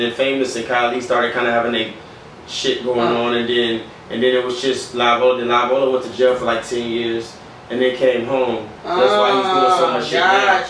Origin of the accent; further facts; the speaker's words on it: the South, United States; but I'm also from the South, very much from the South